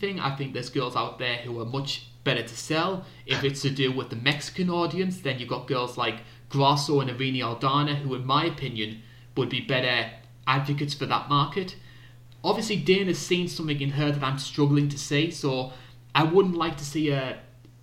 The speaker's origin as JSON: {"language": "English", "country": "United Kingdom", "said": "being British"}